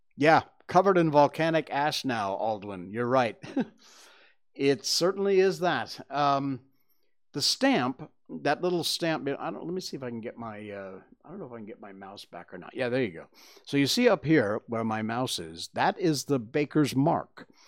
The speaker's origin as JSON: {"language": "English", "town": "Cornwall", "region": "Connecticut", "country": "United States", "tie": "born or raised there", "moved": "yes", "said": "my hometown of, uh, Cornwall, Connecticut"}